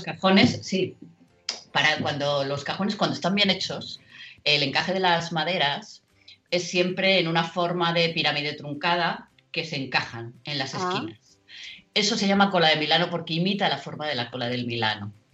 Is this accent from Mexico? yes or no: no; Murcia, Region of Murcia, Spain; now in Madrid, Spain; yo soy de Murcia y tenía la playa muy cerca